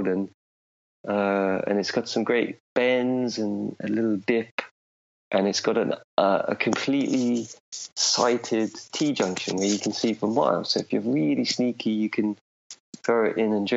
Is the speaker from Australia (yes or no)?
no; Higham Ferrers, East Midlands, United Kingdom; moved away as an adult; also born or lived in Oxford, England; now in Finland; my hometown called Higham Ferris, which is in Northamptonshire